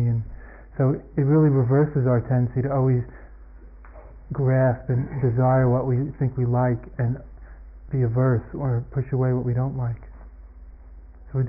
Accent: United States; moved away; also born or lived in Asia / France; I'm an American and that's where I'd be, and everybody speaks my language

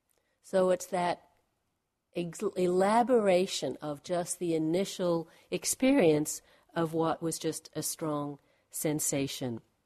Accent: Australia; moved away as an adult; I'm from Australia, haven't actually lived there for about 25 years.

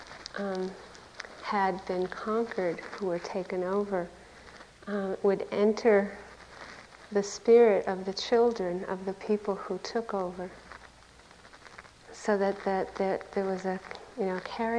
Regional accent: United States; I grew up on Lake Kitichewet, on a beautiful lake in the woods

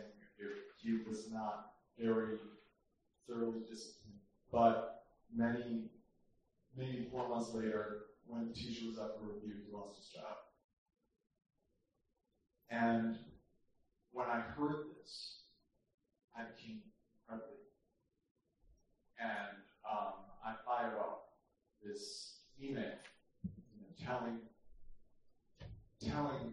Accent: Chicago, Illinois, United States; moved away as an adult; now in New York, United States; I'm from originally from Chicago, I went to a Catholic high school

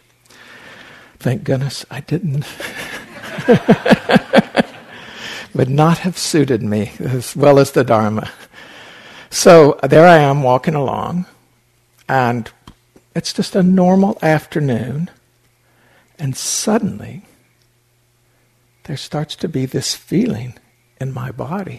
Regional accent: Appalachian Mountains, United States; When I was 9 years old, I lived in the Appalachian Mountains. I was born in the Appalachian Mountains

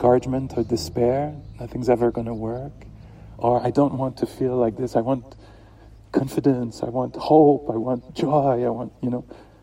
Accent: Canada; Being a Canadian

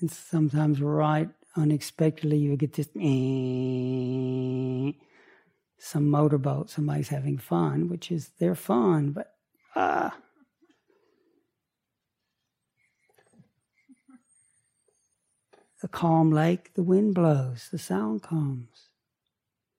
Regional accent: Chattanooga, Tennessee, United States; I grew up on Lake Chickamauga. outside of Chattanooga.

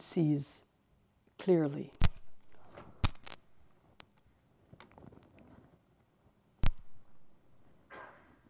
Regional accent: New York, United States; I'm from New York, I live in New York, a little out of the city, but I spent a lot of years living in the city

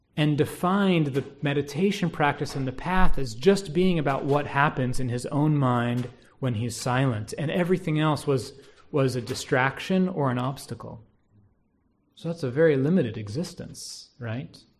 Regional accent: United States; being an American

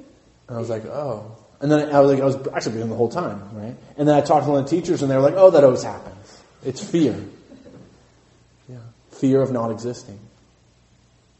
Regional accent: Santa Cruz, California, United States; I grew up in Santa Cruz

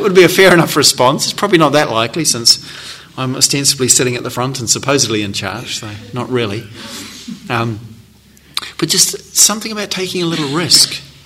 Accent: New Zealand; I come from New Zealand

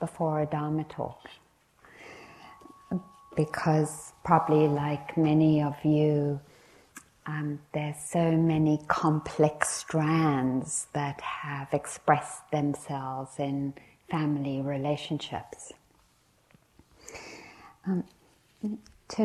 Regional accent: South Africa; growing up in South Africa

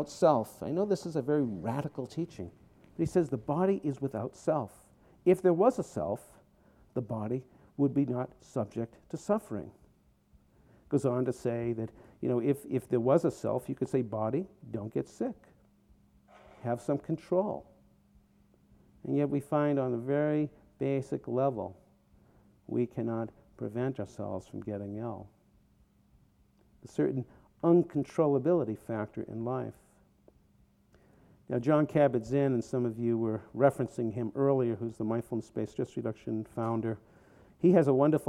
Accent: outside of Boston, Massachusetts, United States; moved away as an adult; also born or lived in Vermont; now in California, United States; Growing up outside of Boston, I was a Jew

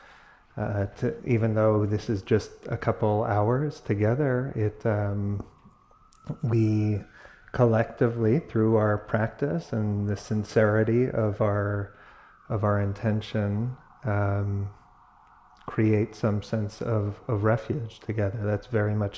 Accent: New York, United States; now in California, United States; I grew up in New York, but have been in California for 20 years

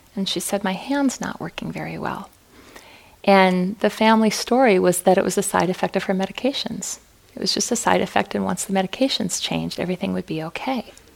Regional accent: Fargo, North Dakota, United States; moved away; I was born and raised in Fargo

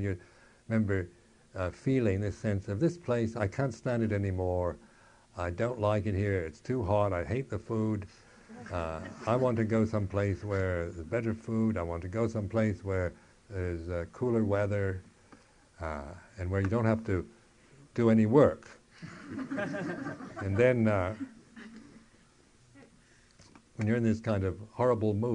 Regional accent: United States; moved away; being American

